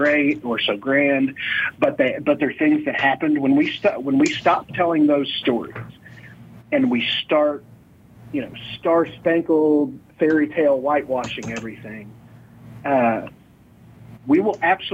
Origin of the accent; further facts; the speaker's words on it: Oklahoma, United States; I grew up in Oklahoma